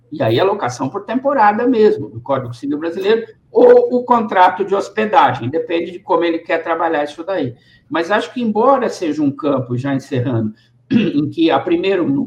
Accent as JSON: {"language": "Portuguese", "town": "Bragança Paulista", "region": "São Paulo", "country": "Brazil", "tie": "born there", "said": "Eu nasci em Bragança Paulista."}